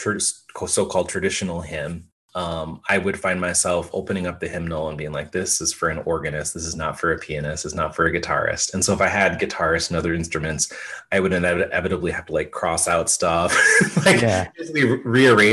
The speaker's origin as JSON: {"language": "English", "town": "Austin", "region": "Minnesota", "country": "United States", "tie": "born or raised there", "said": "I grew up in Minnesota"}